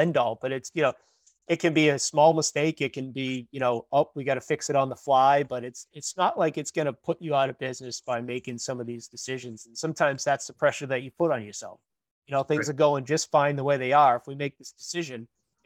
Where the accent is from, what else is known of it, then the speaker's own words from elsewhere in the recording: Woburn, Massachusetts, United States; now in Wakefield, United States; I grew up in Woburn. I live in Wakefield, Mass now, but I grew up in Woburn